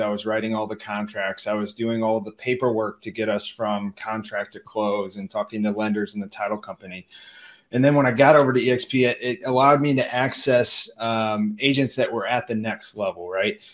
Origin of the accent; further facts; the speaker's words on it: St. Louis, Missouri, United States; my hometown, St. Louis